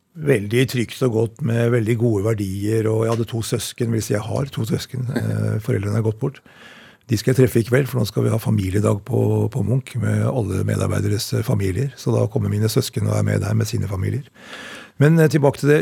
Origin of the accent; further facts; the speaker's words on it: Oppegård, Akershus, Norway; also born or lived in Elverum / Asker; jeg vokste opp i Oppegård eh, kommune, på Greverud nærmere bestemt.